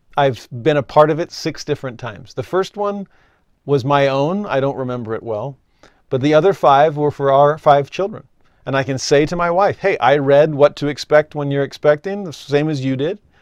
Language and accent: English; Valencia, California, United States; I grew up in Southern California, just north of Los Angeles, And Six Flags Magic Mountain was in my hometown